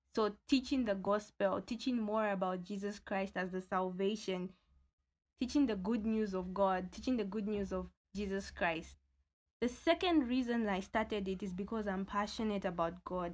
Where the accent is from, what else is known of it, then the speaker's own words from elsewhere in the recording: Luanshya, Copperbelt Province, Zambia; I'm from Luansha, the small town that produces great giants.